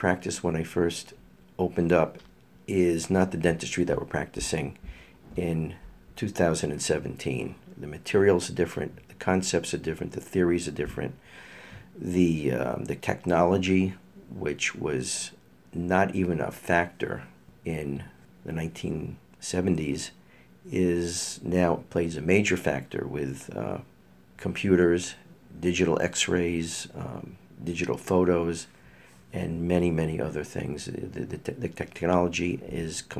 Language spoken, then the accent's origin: English; New York City, New York, United States; moved away as an adult; now in Bethel, Connecticut, United States; I'm originally from Brooklyn. I'm a graduate of James Madison High School. I got a bachelor's degree from Brooklyn College